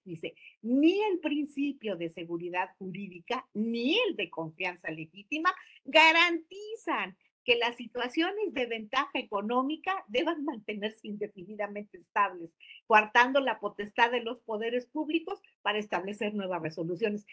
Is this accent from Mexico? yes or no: yes; Mexico; como mexicanos